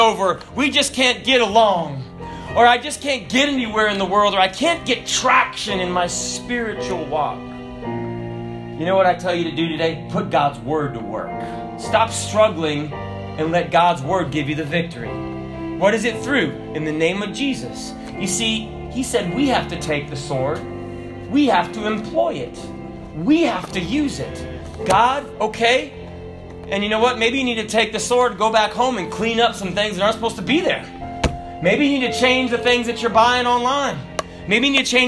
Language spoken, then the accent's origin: English; the South, United States; I'm from the South